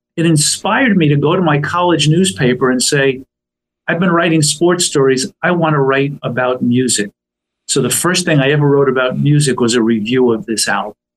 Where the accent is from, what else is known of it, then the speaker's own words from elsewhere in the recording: New Rochelle, New York, United States; I was born in, in the city. I grew up in in New Rochelle, New York